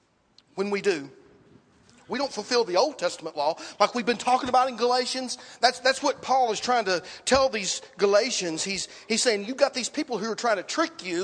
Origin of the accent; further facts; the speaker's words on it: Dixon, United States; where I grew up in Dixon